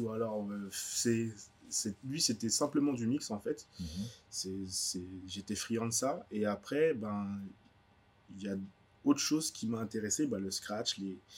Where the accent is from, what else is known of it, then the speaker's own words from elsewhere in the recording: Paris, Île-de-France, France; moved away; also born or lived in Guadeloupe; Paris. Ouais, j'ai grandi à Paris. J'ai fait mon école ici